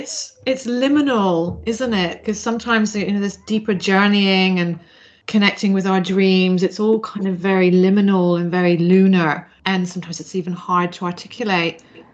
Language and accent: English; Zambia; I grew up in Zambia, the great gift of traveling a lot.